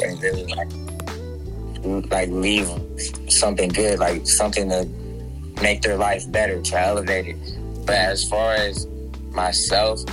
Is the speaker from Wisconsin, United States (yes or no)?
no; Long Beach, California, United States; now in Surprise, United States; I am from Long Beach, California, but I reside in Arizona right now, a small city called Surprise